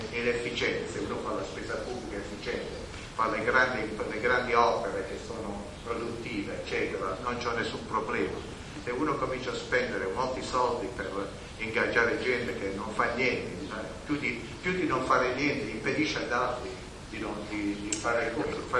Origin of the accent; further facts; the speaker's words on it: Mola di Bari, Apulia, Italy; del mio paese, di Mola di Mario